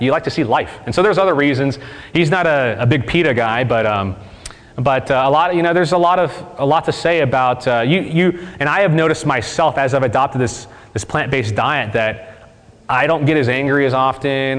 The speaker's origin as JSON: {"language": "English", "region": "Mississippi", "country": "United States", "said": "We're from Mississippi"}